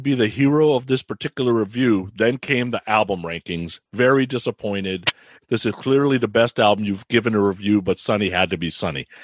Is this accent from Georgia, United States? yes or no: no; Bay Area, California, United States; I grew up in the Bay Area, went to high school in the Bay Area